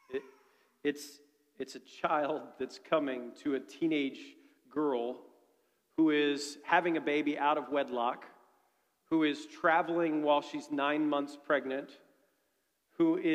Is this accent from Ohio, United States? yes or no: yes; Dayton, Ohio, United States; I'm from Dayton, Ohio. It's a terrible, terrible place, especially right now.